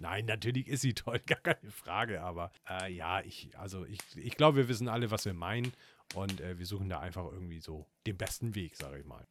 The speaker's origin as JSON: {"language": "German", "region": "Northern Germany", "country": "Germany", "said": "Gerade als Norddeutscher hat man äh, Kartoffeln, da wird man mit aufgezogen"}